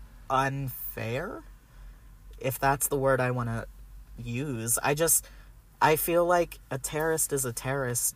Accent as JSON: {"language": "English", "region": "Maryland", "country": "United States", "moved": "yes", "said": "I'm from Maryland"}